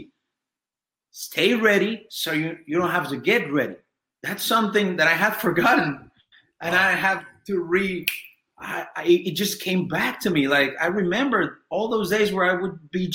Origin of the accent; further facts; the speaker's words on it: Mexico; English is a second language; I'm from Mexico, and Mexican people don't speak English this well